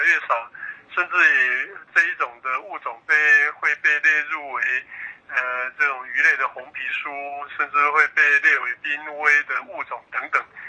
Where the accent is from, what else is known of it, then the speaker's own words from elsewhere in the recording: Taiwan; 那我们台湾人呢